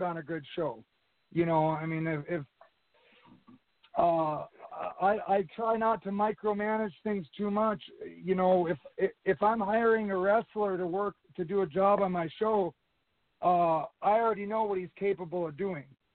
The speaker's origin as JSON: {"language": "English", "town": "Hettinger", "region": "North Dakota", "country": "United States", "tie": "born or raised there", "said": "My hometown is Headinger, North Dakota. It's about 4 miles from the South Dakota state line"}